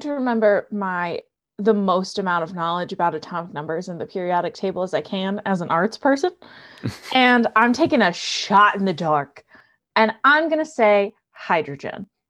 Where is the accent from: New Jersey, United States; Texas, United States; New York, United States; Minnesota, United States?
New Jersey, United States; moved away; I'm originally from New Jersey